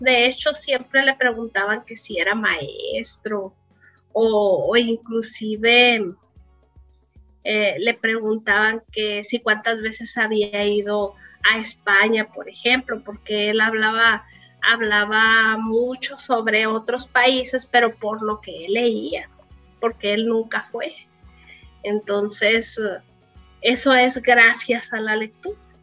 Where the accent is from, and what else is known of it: Cananea, Sonora, Mexico; born or raised there; also born or lived in San Luis Río Colorado